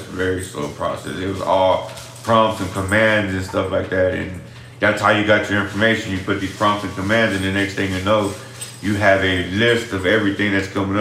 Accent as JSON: {"language": "English", "town": "Austin", "region": "Texas", "country": "United States", "tie": "born or raised there", "said": "I grew up in the east side of Austin"}